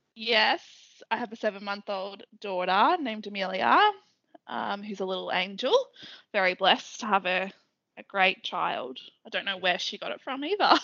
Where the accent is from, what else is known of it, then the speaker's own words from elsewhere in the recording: Melbourne, Victoria, Australia; I grew up in Melbourne, eastern suburbs.